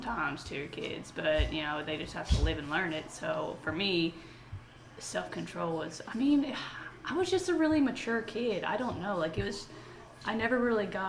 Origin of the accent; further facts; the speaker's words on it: West Virginia, United States; now in Knoxville, United States; my hometown in West Virginia